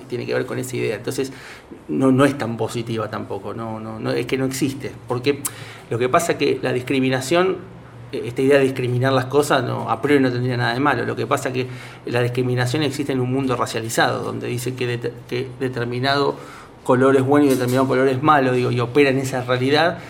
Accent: Argentina

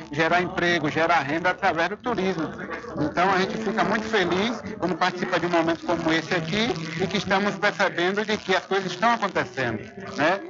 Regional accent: São Félix, Bahia, Brazil; ao povo de minha terra, que sempre me apoia, sempre está do meu lado e que me deu a oportunidade de estar no terceiro mandato como prefeito da minha cidade

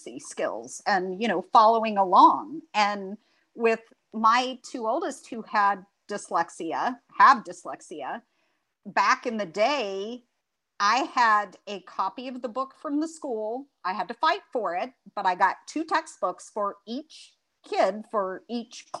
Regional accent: Greece; also born or lived in Tennessee / Alabama / Utah / Hawaii; now in North Carolina, United States; I grew up in Greece. I didn't grow up in the United States.

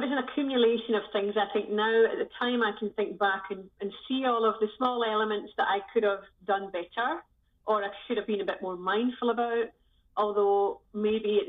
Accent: Scotland, United Kingdom; moved away as an adult; also born or lived in Southeast Asia / Sri Lanka; now in The Hague, Netherlands; I'm originally from Scotland. And I left Scotland 20 years ago now.

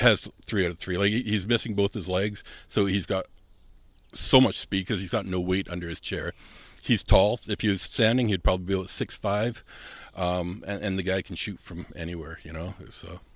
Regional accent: Southern Manitoba, Canada; moved away as an adult; also born or lived in Germany; now in Winnipeg, Canada; I'm from Southern Manitoba

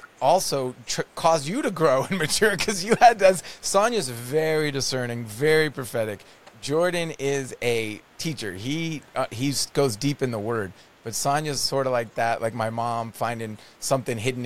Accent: Netherlands; now in Canada; my family to visit where I grew up in the Netherlands

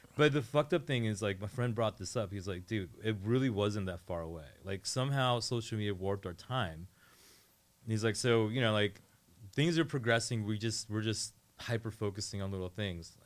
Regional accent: Northern Virginia, United States; now in Portland, United States; I grew up in Northern Virginia, like, right outside of D C

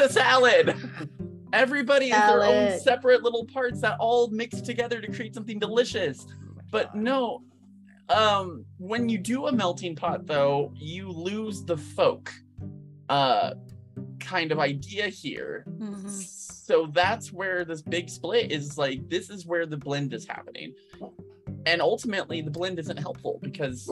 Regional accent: United States; as an American

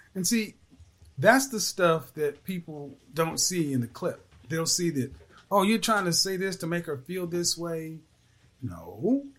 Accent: Oklahoma, United States; I'm from Oklahoma

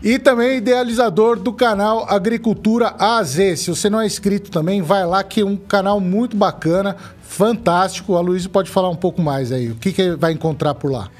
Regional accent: Brazil; eu sou, sou brasileiro

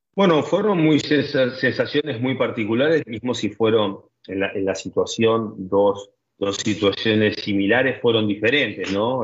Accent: France

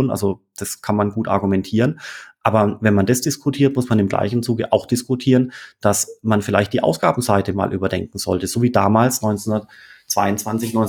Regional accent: Germany; Und das als, als Deutscher, das ist schon skurril.

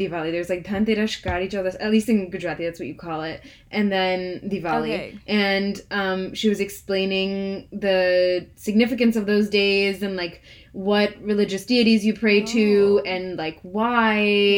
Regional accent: United States; as Indian Americans

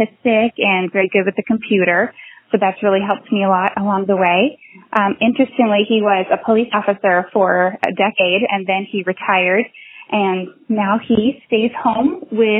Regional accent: just north of Atlanta, Georgia, United States; I'm from Georgia. I've lived just north of Atlanta my whole life

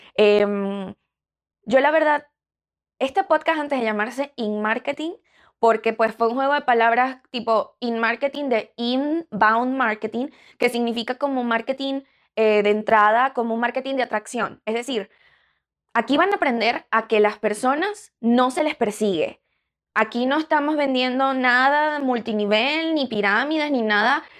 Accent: Venezuela; now in Chicago, United States; en Venezuela, eh, que es de donde yo soy

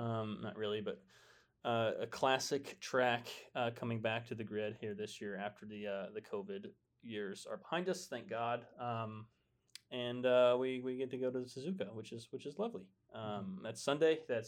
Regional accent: United States; I'm American.

